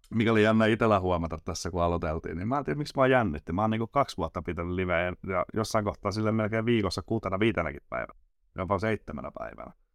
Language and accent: Finnish; Nokia, Pirkanmaa, Finland; Nokialta Pirkanmaalta